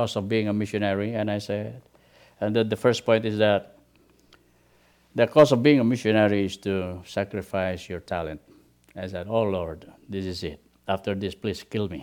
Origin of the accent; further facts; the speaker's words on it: Philippines; moved away as an adult; we started the ministry in the Philippines, especially in my hometown